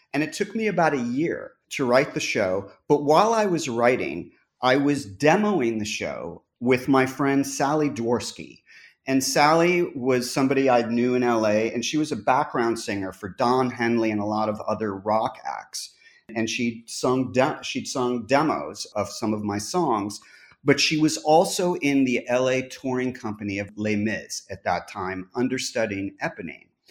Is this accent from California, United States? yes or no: yes; Los Angeles, California, United States; I grew up in Los Angeles